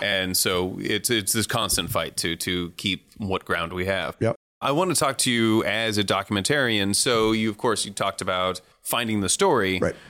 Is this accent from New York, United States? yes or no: no; San Francisco Bay Area, California, United States; I was raised in the San Francisco Bay Area